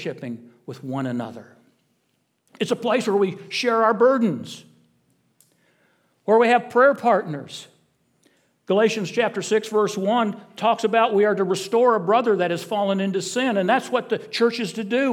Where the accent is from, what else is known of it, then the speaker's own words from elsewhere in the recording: South Bend, Indiana, United States; moved away; The church I was raised in back in South Bend, Indiana, was known as Gospel Center Missionary Church